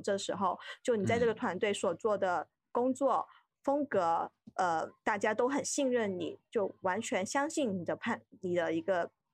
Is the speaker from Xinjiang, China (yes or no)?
no; Guangdong, China; also born or lived in Beijing; now in Shenzhen, China; 因为我是广东人嘛，就很熟悉的嗯地带